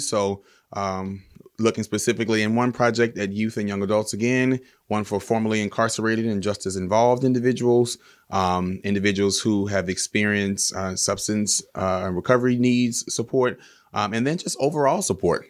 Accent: Baton Rouge, Louisiana, United States; moved away as an adult; now in Los Angeles, United States; I'm from Baton Rouge, Louisiana, and I moved to Los Angeles, uh, ten years ago as an actor

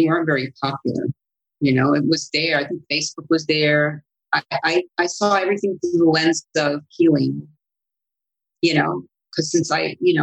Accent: Sicily, Italy; accent: Sicilian; first language Sicilian; English is a second language; moved away; that was my first language. Actually, it's Sicilian

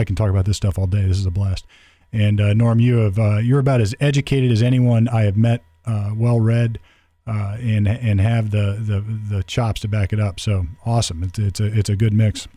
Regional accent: United States; we were all Americans

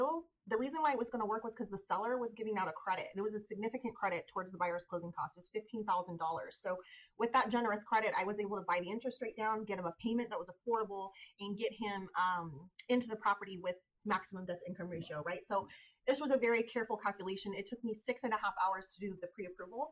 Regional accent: Modesto, California, United States; I was born and raised in West Modesto.

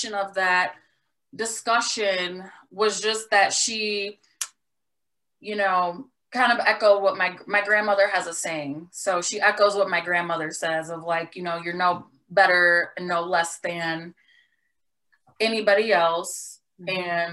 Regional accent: Detroit, Michigan, United States; I grew up in Detroit and went to Detroit Public Schools until the sixth grade.

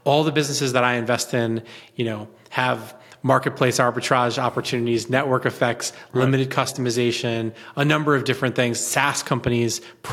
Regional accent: Southern Connecticut, United States; I grew up in Southern Connecticut, son of a union dad who used to be a butcher.

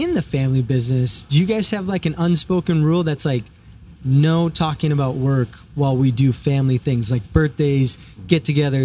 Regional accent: Midwest, United States; I'm from the Midwest

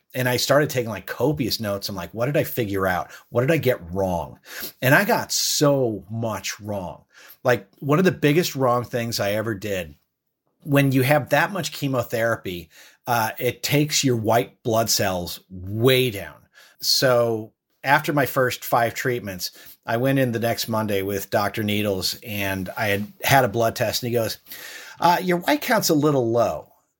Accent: Ireland; born there; I was born in Ireland

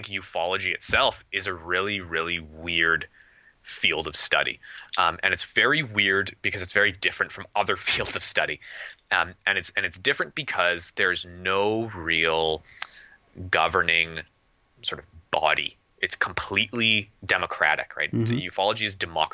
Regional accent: Canada; I'm Canadian

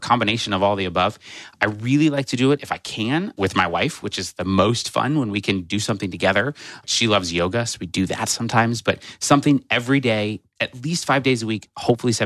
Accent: Nebraska, United States; moved away as an adult; also born or lived in Oklahoma / South Carolina; I'm from Nebraska. I still call Nebraska home. I was actually born in Oklahoma, but raised for most of my life in Nebraska

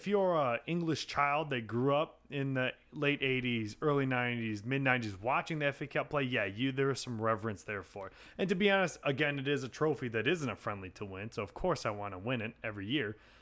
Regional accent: United States; as an American, uh, sports fan

